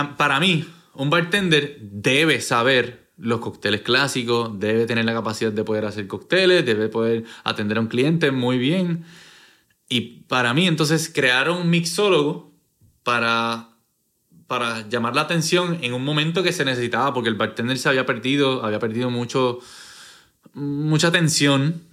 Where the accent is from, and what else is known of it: Puerto Rico